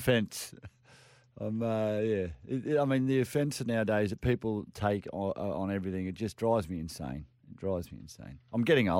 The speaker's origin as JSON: {"language": "English", "region": "Queensland", "country": "Australia", "also_born_or_lived": "Caringbah, New South Wales", "said": "Mate, I'm a Queenslander, mate."}